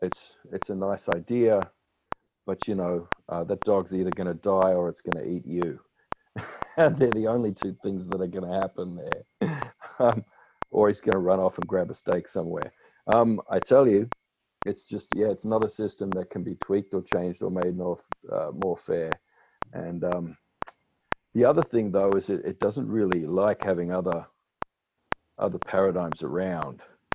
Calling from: Melbourne, Victoria, Australia; I'm speaking from Boonwurrung country here in Melbourne.

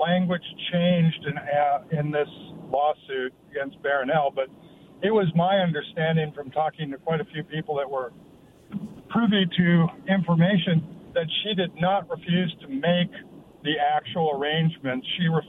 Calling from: Kennewick, Washington, United States; Yeah, hey … from Kennewick.

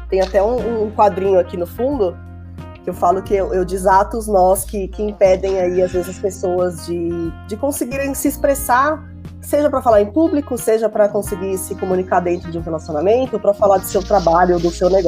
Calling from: São Paulo, Brazil; eu falo aqui de São Paulo, da Zona Sul, capital, e eu sou mentora e treinadora de comunicação.

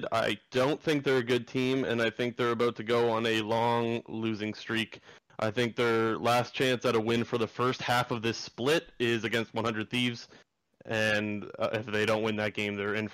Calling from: Sarnia, Ontario, Canada; I'm calling from Sarnia, Ontario.

